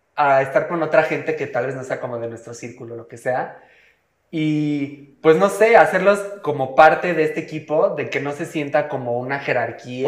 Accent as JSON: {"language": "Spanish", "country": "Mexico", "said": "estamos en México"}